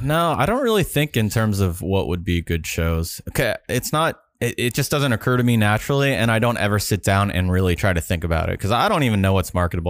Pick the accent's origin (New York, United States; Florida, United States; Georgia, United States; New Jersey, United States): Florida, United States; I grew up in Florida